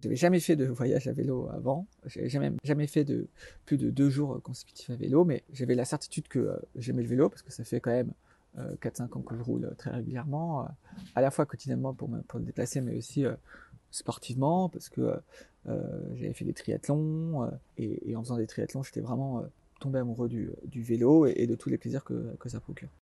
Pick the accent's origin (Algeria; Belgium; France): France; Alsace, Grand Est; moved away as an adult; also born or lived in Paris; je suis originaire d'Alsace